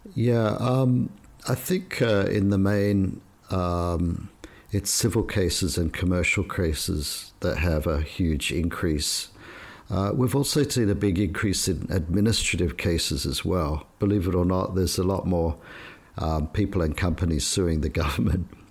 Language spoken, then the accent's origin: English; Australia; moved away as an adult; now in Shanghai, China; I was brought up in Australia